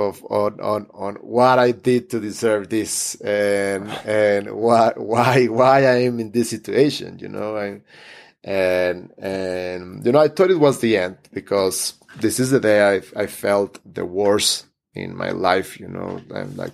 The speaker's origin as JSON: {"language": "English", "town": "Hermosillo", "region": "Sonora", "country": "Mexico", "tie": "born or raised there", "also_born_or_lived": "Mexico City", "said": "within my city, my Hermosillo, my hometown"}